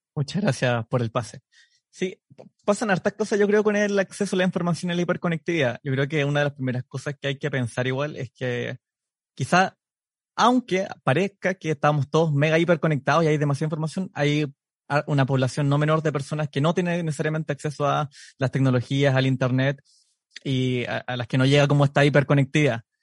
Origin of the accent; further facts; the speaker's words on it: Temuco, Araucanía, Chile; moved away as an adult; also born or lived in Edmonton, Canada; now in Canada; soy psicólogo, soy de Temuco